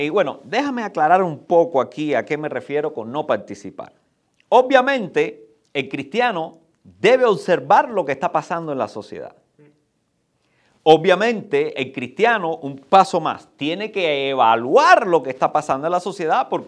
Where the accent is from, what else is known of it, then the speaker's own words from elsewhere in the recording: Cuba; Pero ahora, vayamos, porque nosotros venimos de Cuba.